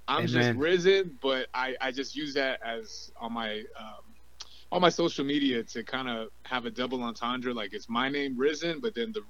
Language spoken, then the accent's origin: English; L.A. and Orange County, California, United States; also born or lived in Watts, Los Angeles / Santa Ana; I always grew up back and forth between L.A. and Orange County.